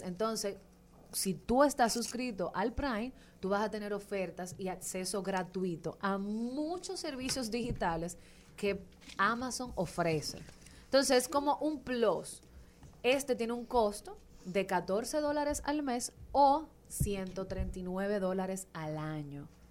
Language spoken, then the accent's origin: Spanish; Dominican Republic